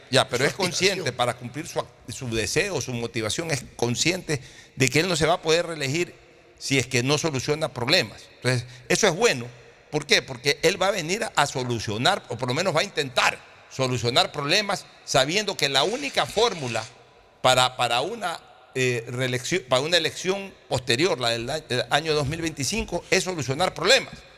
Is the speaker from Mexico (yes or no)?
no; Ecuador; no somos tontos los ecuatorianos